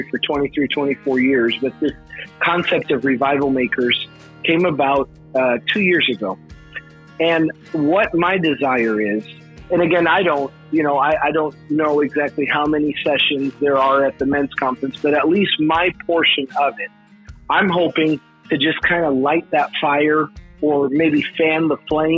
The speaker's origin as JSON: {"language": "English", "town": "Chicago", "region": "Illinois", "country": "United States", "tie": "born or raised there", "also_born_or_lived": "Virginia Beach, United States", "moved": "yes", "lives_now": "Tennessee, United States", "said": "I am born and raised in Chicago"}